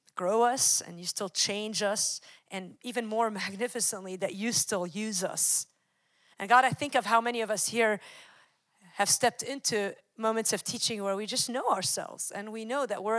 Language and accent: English; Wisconsin, United States; I'm from Wisconsin.